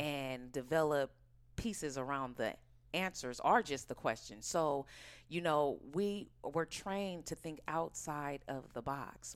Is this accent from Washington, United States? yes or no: no; Oakland, California, United States; also born or lived in New York; I was born and raised in Oakland, California, right here.